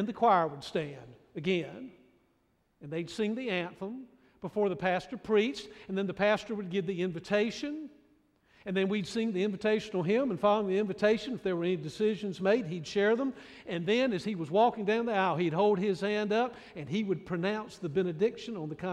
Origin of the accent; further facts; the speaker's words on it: Raleigh, North Carolina, United States; now in Greenville, United States; my little home church that I grew up in Raleigh